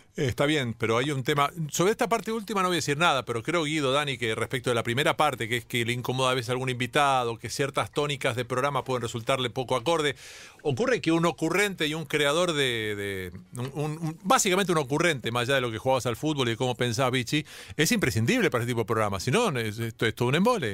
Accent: Argentina; los argentinos a veces creamos que estamos, que somos este, claramente un, apéndice europeo

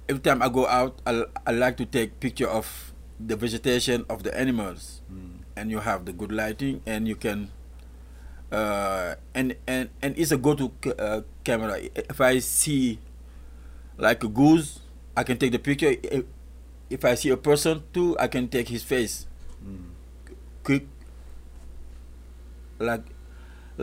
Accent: Mboro, Thiès, Senegal; moved away; It's the city or village where I grew up in Senegal, and it's called Mboro.

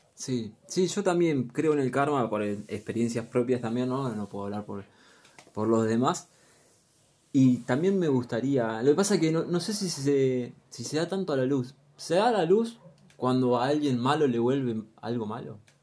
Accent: Luján, Buenos Aires Province, Argentina; Soy de Luján, 26 añitos nada más.

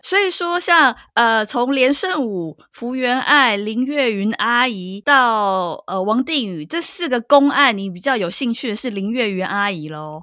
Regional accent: Taipei, Taiwan; 我们台北人

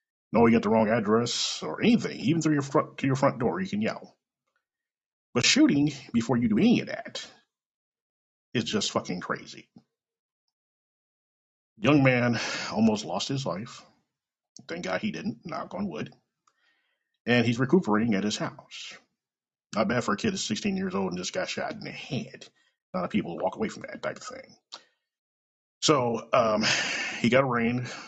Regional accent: Kansas City, Missouri, United States; Coming live direct from Kansas City, Missouri, my hometown.

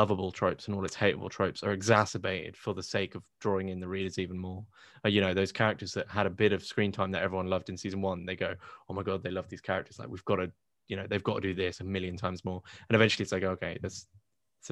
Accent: United Kingdom; I'm British

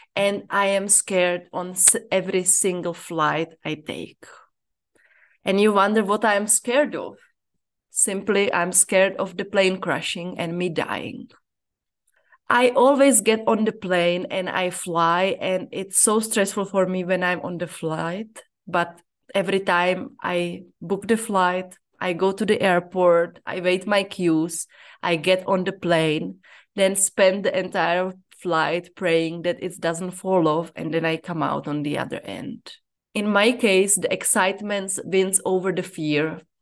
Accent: Czechia; moved away as an adult; now in Zambia; I'm from the Czech Republic and I live in Zambia

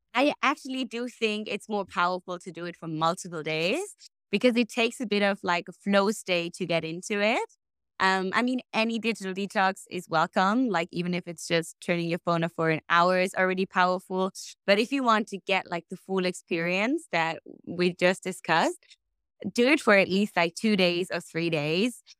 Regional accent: Germany; moved away as an adult; also born or lived in Australia; now in Bali, Indonesia; I was born and raised a German potato, and then, um, spread my wings and, uh, flew out to beautiful Australia.

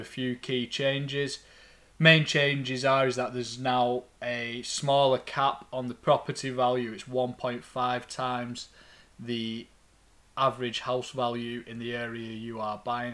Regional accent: Lancashire, North West England, United Kingdom; accent: thick Lancastrian; my thick Lancastrian accent

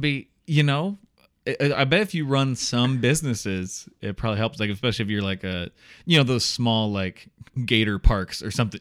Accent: Iowa, United States; also born or lived in Chicago, Illinois; I was moving back from Chicago to Iowa because uh, where I'm from

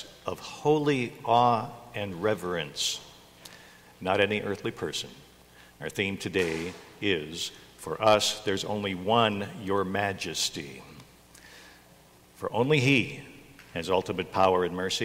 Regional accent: United States; We don't have a king when we're here as American citizens

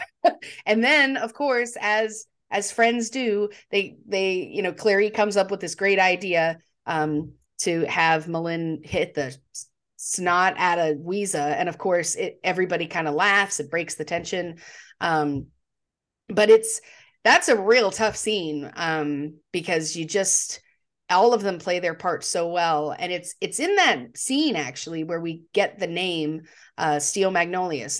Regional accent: Texas, United States; I grew up in Texas, which is not technically the South, but it's close enough to Louisiana

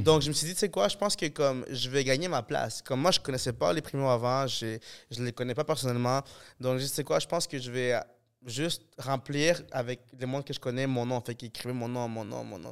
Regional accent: Montreal, Quebec, Canada; je suis de fucking Montréal

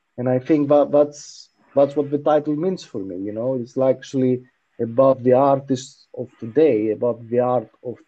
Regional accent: Greece; we come from Greece

